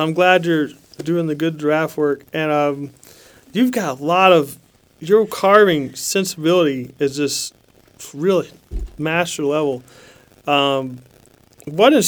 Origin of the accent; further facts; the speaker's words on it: Lexington, Kentucky, United States; I'm from Lexington, Kentucky